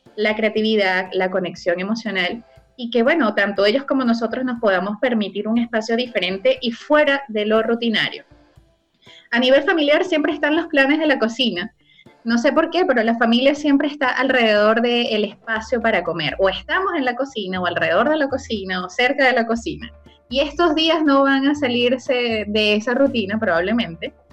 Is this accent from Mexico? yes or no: no; Venezuela; now in Chile; quienes somos de Venezuela